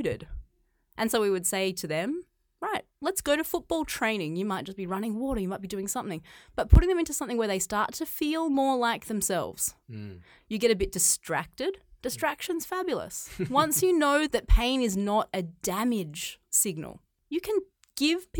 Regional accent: Australia; moved away as an adult; now in China; I grew up in Australia. I grew up on a farm

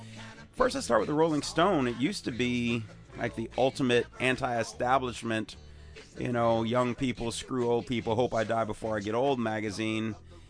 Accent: Chicago, Illinois, United States; moved away as an adult; now in San Diego, United States; I can still consider Chicago my hometown, I guess.

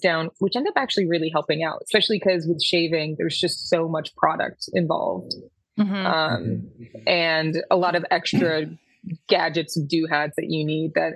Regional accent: Syracuse, New York, United States; moved away as an adult; now in New York City, United States; I'm originally from Syracuse

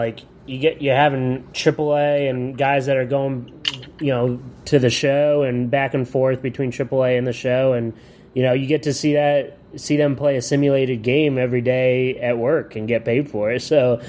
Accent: Williamsport, Pennsylvania, United States; Yeah, I'm from Williamsport.

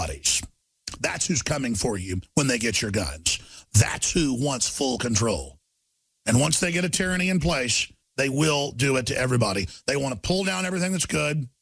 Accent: Dallas, Texas, United States; growing up in Dallas, Texas in the 80s and 90s.

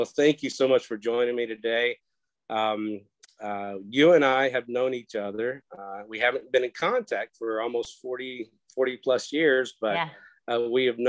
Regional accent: Murray, United States; So tell me, so you and I grew up in Murray.

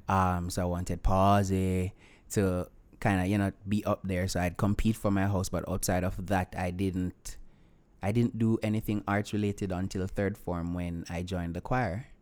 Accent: Vernam Field, Clarendon, Jamaica; I'm from Clarendon

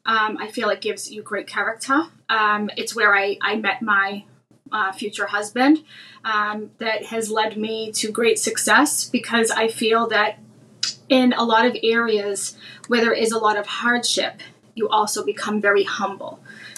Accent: Brockton, Massachusetts, United States; moved away as an adult; I am from a place called Brockton, Massachusetts. Brockton is a city of champions, Marvin Hagler, Rocky Marciano. It's a very rough area, very immigrant friendly. But it is a very rough area.

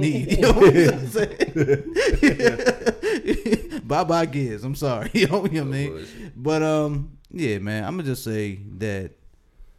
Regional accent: Baltimore, Maryland, United States; I'm from Baltimore.

